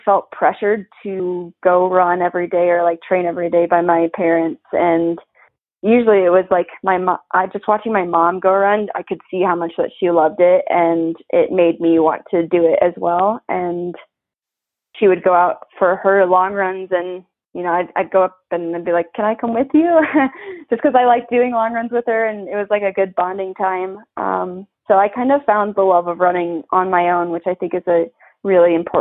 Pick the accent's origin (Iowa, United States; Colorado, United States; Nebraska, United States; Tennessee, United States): Iowa, United States; moved away; my home state